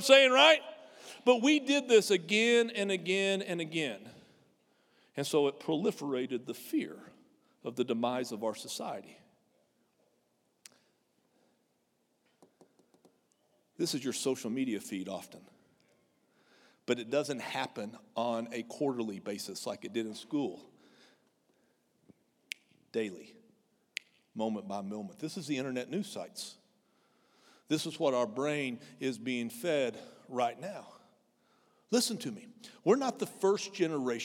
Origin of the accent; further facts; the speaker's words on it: near Amarillo, Texas, United States; I grew up in 50 miles from a nuclear weapons assembly plant called Pantex outside of Amarillo